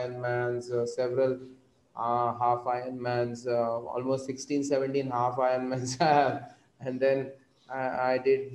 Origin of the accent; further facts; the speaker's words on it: Nagpur, Maharashtra, India; also born or lived in Bangalore; I came to my hometown in Nagpur